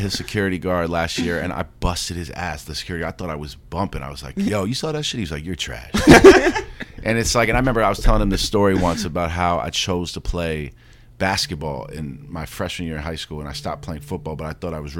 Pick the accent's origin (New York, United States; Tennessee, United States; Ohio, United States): New York, United States; New York City; Growing up in the Upper West Side